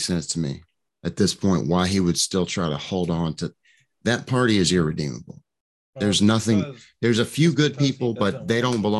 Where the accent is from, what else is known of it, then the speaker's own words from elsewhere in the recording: Hattiesburg, Mississippi, United States; also born or lived in Connecticut / Arizona; now in Mississippi Gulf Coast, United States; I'm actually from Hattiesburg, originally